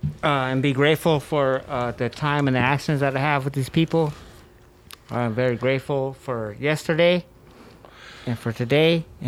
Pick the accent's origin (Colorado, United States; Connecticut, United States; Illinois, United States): Colorado, United States; Denver; Yeah. I'm from Ruby Hill. I had to walk a lot, but that was good for me.